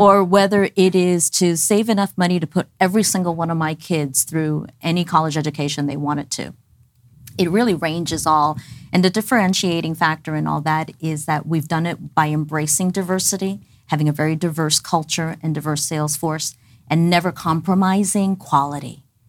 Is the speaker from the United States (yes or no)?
yes; New York City, New York, United States; moved away as an adult; also born or lived in Dallas, Texas; My family and I immigrated when I was ten months old. I was raised in New York City, went through the whole New York City public school system